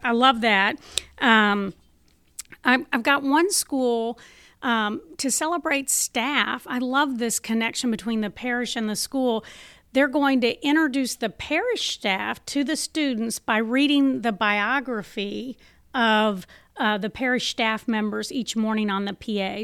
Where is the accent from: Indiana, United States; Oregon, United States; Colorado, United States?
Indiana, United States; Clarksville; I grew up in Clarksville, Indiana, so we were in the Archdiocese of Indianapolis